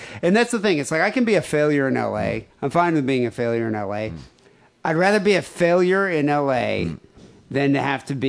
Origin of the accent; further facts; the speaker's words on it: Michigan, United States; moved away; You really wonder why I left Michigan?